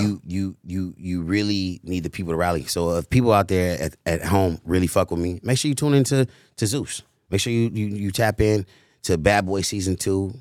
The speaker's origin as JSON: {"language": "English", "country": "United States", "tie": "born or raised there", "also_born_or_lived": "Cleveland, Ohio", "said": "I was born in Cleveland, Ohio. Raised, you know what I'm saying, on Chris Shaw in Hyde Park, went to Hyde Park"}